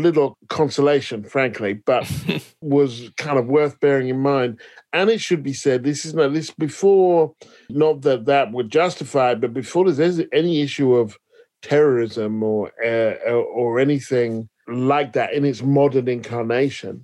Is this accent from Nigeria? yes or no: no; United Kingdom; also born or lived in Paris; I'm British